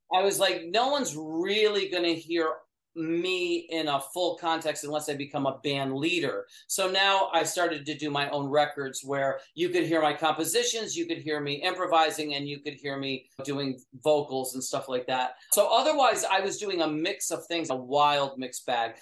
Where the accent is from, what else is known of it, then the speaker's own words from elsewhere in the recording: upstate New York, United States; I grew up in upstate New York